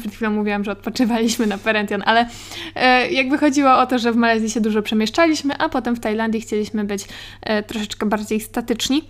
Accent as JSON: {"language": "Polish", "town": "Katowice", "region": "Silesian Voivodeship", "country": "Poland", "said": "ja jestem, słuchajcie, z Katowic"}